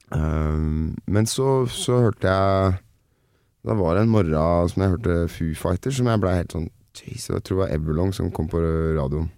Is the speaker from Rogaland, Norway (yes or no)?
no; Nittedal, Akershus, Norway; for meg som er fra eh, langt sør i Nittedal